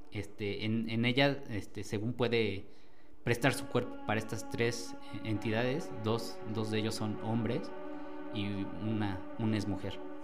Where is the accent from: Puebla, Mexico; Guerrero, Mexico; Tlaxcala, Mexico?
Tlaxcala, Mexico; Calpulalpan; Vengo del municipio de Calpulalpa, en el estado de Tlaxcala